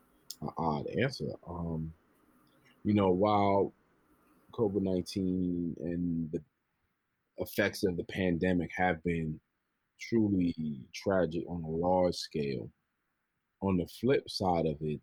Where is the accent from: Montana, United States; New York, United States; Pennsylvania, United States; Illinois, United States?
New York, United States; New York City; I'm from the Bronx, New York